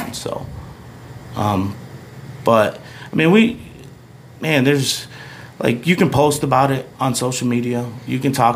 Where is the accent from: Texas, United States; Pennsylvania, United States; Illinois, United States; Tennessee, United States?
Illinois, United States; Des Plaines; also born or lived in Jerusalem, Palestine / New York / Lombard, Illinois; Where I grew up in Des Plaines, Maine East was awesome